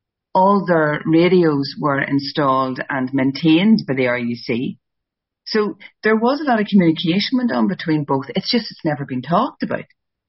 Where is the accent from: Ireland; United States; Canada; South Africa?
Ireland; But because we're Irish, we like to meander a bit.